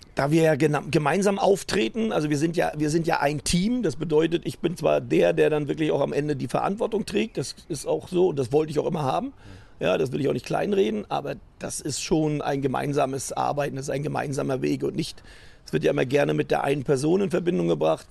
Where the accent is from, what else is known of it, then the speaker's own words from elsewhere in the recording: Rostock, Mecklenburg-Vorpommern, Germany; moved away as an adult; also born or lived in Berlin; now in Cologne, Germany; ich bin dann immer noch Norddeutsch, bin immer noch Rostocker, das mit Leib und Seele